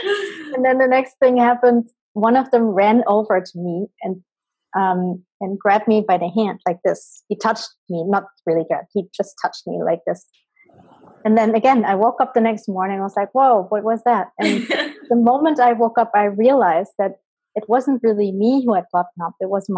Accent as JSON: {"language": "English", "country": "Colombia", "tie": "born there", "said": "because I was born in Colombia and my birth mom is Embera, which is an indigenous tribe who live on the west coast in Colombia."}